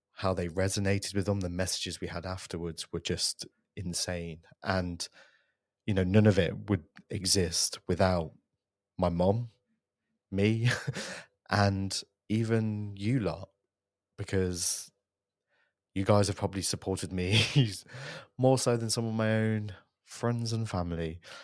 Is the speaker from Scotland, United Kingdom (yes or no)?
no; Coventry, West Midlands, United Kingdom; a purpose-built podcast studio in my hometown of Coventry